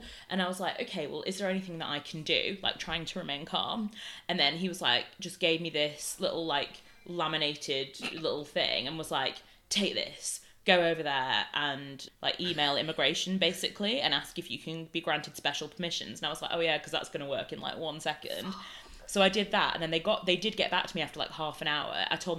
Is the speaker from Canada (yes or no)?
yes; Canada; born there; moved away; I was born in Canada, but I don't have the passport because basically when I moved, I never got one.